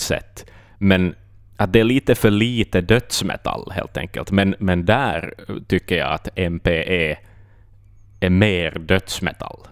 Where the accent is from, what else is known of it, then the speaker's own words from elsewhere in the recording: Finland; vi är finnar, vi är inte britter